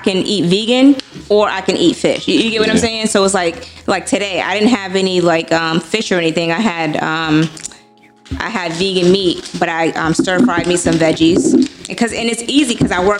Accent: Baltimore, Maryland, United States; now in Boston, United States; I'm from Baltimore.

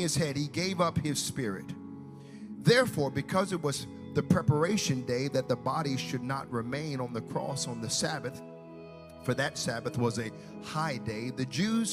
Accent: United States; now in Canada; I'm from the States

